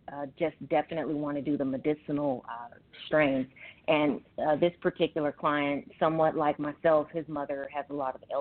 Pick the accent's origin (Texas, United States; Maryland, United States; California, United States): California, United States; Los Angeles; Born and raised in Los Angeles, California.